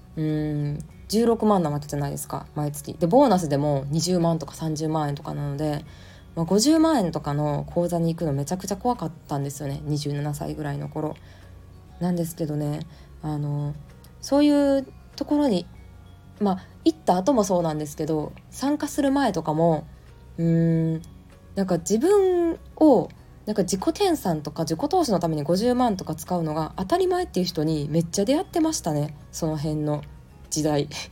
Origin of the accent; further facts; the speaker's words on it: Japan; 日本に生まれ育った